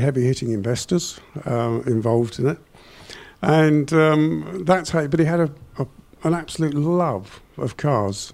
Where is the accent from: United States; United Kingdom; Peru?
United Kingdom; England; we're from England